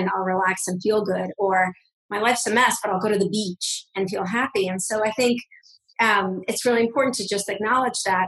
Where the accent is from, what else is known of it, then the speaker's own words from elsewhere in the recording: Russia; moved away; I come from Russia. I'm a Russian Jewish immigrant